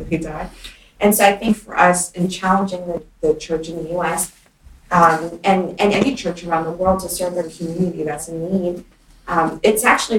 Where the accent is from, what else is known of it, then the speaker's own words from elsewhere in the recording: United States; I grew up in the United States of America as a minority